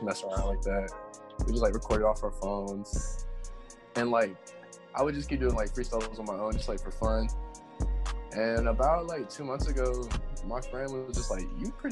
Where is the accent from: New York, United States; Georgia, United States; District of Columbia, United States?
Georgia, United States; Stone Mountain; I'm from Stone Mountain, Georgia, like 20 minutes outside of Atlanta. It's pretty chill here